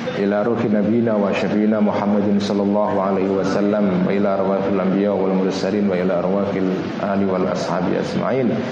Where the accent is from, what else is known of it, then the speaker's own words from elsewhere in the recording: Pati, Central Java, Indonesia; now in Jakarta, Indonesia; saya juga orang Jawa Tengah, saya orang Pati